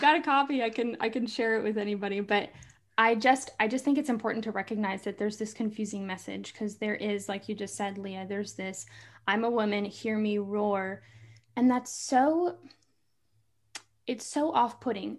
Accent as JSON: {"language": "English", "region": "Kentucky", "country": "United States", "moved": "as an adult", "lives_now": "North Carolina, United States", "said": "I live in North Carolina, but I'm from Kentucky."}